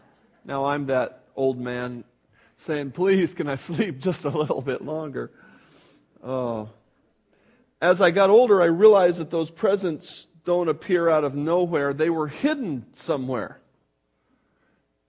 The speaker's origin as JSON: {"language": "English", "town": "Buffalo", "region": "New York", "country": "United States", "tie": "born or raised there", "moved": "yes", "said": "I was born in New York, where the snow gets considerably deep, you know, in the Buffalo zone"}